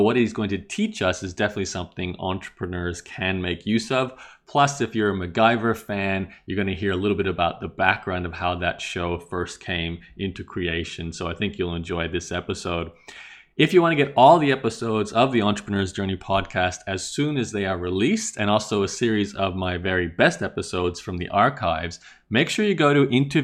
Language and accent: English; Australia; growing up in Australia